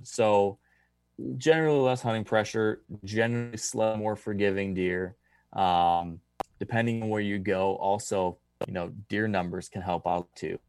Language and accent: English; the East, United States; moved away; my home state